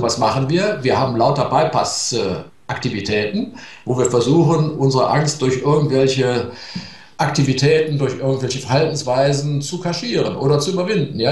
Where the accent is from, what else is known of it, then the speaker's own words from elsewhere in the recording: Germany; die Deutschen sind Waldvölker